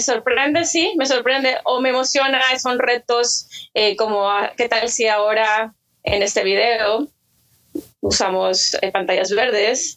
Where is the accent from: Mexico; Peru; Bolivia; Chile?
Mexico; also born or lived in Hermosillo, Sonora; soy mexicana y vivo en Hermosillo, Sonora